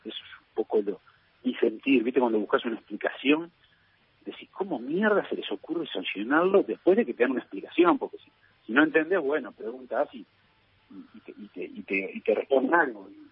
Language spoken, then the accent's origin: Spanish; Uruguay; soy muy, muy uruguayo